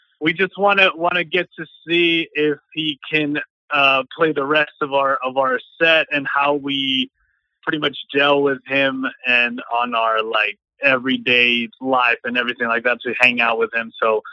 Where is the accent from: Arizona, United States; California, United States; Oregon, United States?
Arizona, United States; moved away as an adult; now in Los Angeles, United States; I'm from Arizona, and I moved out to LA about 4 years ago